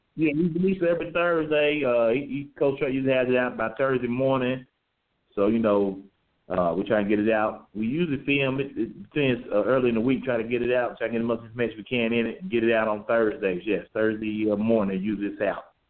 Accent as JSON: {"language": "English", "town": "Lexington", "region": "Kentucky", "country": "United States", "tie": "born or raised there", "said": "I'm born and raised in Lexington, Kentucky."}